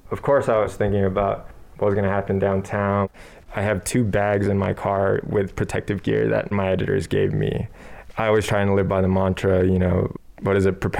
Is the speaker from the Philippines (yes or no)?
yes; Philippines; English is a second language; now in United States; So I came into New Mexico from the Philippines and for those that don't know, in the Philippines, it has a really long history of authoritarian government.